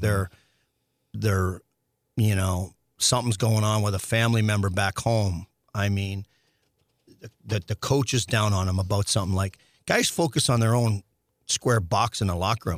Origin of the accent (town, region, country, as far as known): Saskatchewan, Canada; born or raised there; now in St. Louis, United States